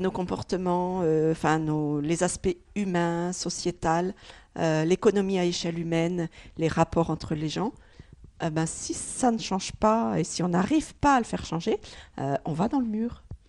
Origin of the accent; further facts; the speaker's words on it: Oise, Hauts-de-France, France; moved away; je suis originaire de, de l'Oise